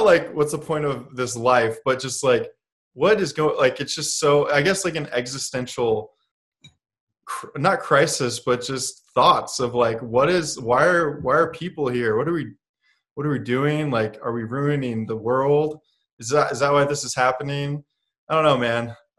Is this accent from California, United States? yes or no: yes; Santa Barbara, California, United States; also born or lived in Illinois; I was born in California. But from California, we moved to Illinois. And we lived in the Chicago area. It was like a suburb of Chicago in Illinois. And I lived there until I was 7. And then when we moved to back to California, to Santa Barbara, California.